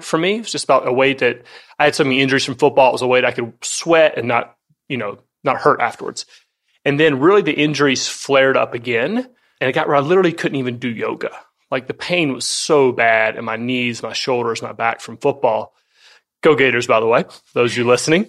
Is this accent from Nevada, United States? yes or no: no; North Florida, United States; moved away; also born or lived in California; I grew up in the South, and that was a critical part of my upbringing